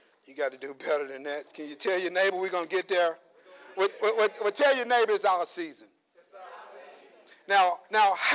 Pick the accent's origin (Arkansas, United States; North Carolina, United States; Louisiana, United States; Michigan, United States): Louisiana, United States; moved away; back home, I'm from Louisiana. You know, I'm from the country